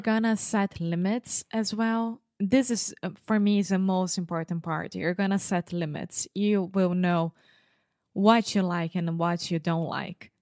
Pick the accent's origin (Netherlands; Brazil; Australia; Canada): Brazil; English is a second language; I was raised in Brazil, which has a different culture of the United States